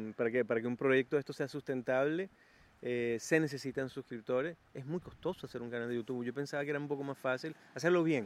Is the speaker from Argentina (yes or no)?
no; Venezuela; now in Chile; Mi país Venezuela